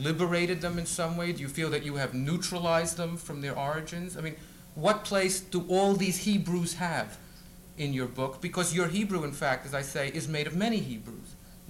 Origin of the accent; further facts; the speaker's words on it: United States; I'm an American